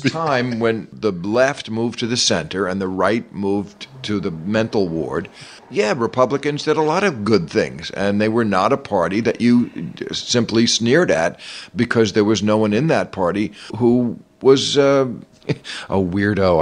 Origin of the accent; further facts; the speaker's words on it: New Jersey, United States; I grew up in New Jersey